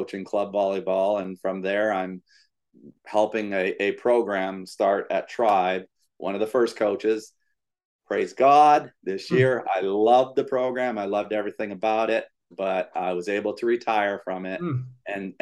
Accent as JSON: {"language": "English", "country": "Canada", "tie": "born or raised there", "also_born_or_lived": "Ontario / Manitoba / Alberta", "moved": "as an adult", "lives_now": "Florida, United States", "said": "We grew up in Canada"}